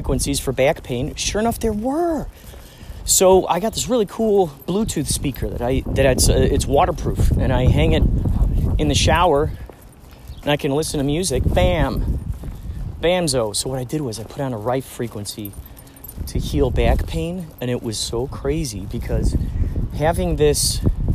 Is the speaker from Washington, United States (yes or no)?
no; Carol Stream, Illinois, United States; I grew up in Carroll Stream, Illinois